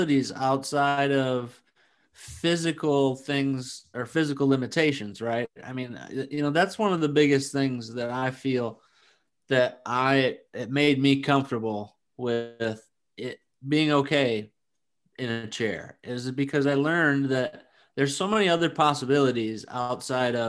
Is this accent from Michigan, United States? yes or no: yes; Flint, Michigan, United States; now in Arizona, United States; I'm from Flint